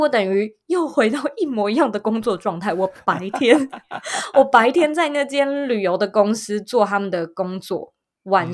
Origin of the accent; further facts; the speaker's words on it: Taipei, Taiwan; 其实我一直以来都是在台湾的台北土生土长长大的，的人